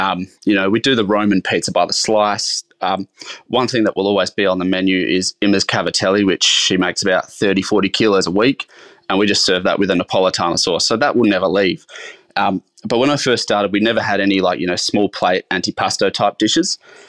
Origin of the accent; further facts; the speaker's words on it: South Australia, Australia; So I grew up in the Adelaide Hills in a little town called Nan.